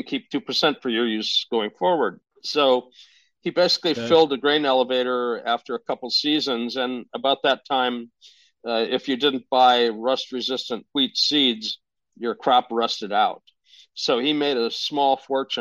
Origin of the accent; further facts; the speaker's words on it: Fargo, North Dakota, United States; now in California, United States; I was born in Fargo at St. Luke's Hospital.